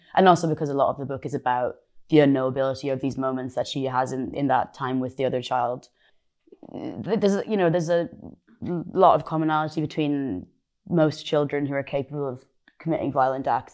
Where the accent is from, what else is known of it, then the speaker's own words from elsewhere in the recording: Ireland; moved away; I'm Irish